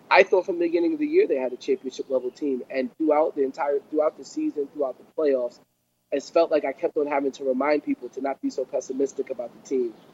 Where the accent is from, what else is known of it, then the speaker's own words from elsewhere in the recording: Jamaica; I'm Jamaican.